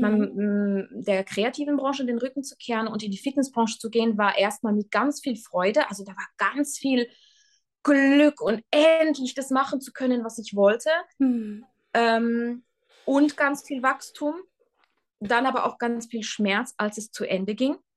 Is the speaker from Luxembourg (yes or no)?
yes; Luxembourg; moved away as an adult; also born or lived in Switzerland / Tyrol, Austria; Ich äh, bin gebürtige Luxemburgerin